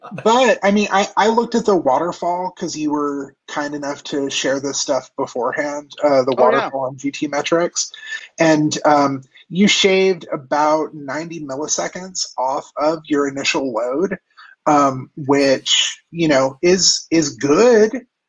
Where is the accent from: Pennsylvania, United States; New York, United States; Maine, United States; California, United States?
California, United States; grew up in Orange County, and around the time of people tuning their Honda Civics